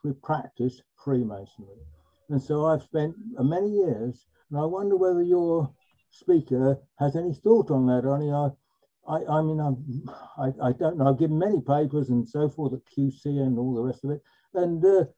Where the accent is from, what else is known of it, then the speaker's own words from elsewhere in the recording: London, United Kingdom; I'm boringly from London